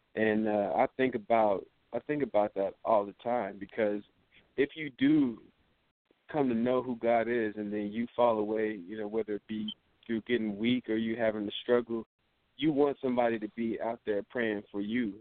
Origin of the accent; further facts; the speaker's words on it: Los Angeles, California, United States; moved away as an adult; now in Des Moines, United States; I'm from Los Angeles